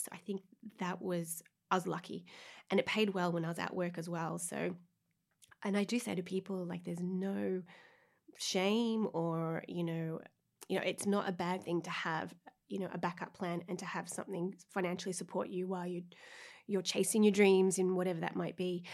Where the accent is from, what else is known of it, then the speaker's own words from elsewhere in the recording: Melbourne, Victoria, Australia; moved away; I'm from Australia, and for my equivalent, like, leaving cert in, in Melbourne